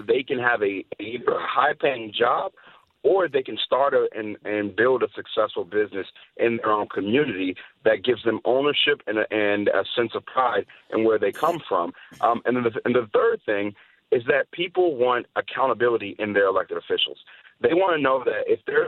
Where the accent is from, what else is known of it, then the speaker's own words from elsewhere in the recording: Chicago, Illinois, United States; moved away; I'm born and raised in Chicago, specifically on the South Side